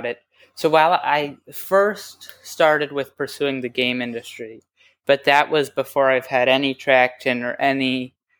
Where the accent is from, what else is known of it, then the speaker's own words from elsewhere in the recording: New York, United States; I'm from New York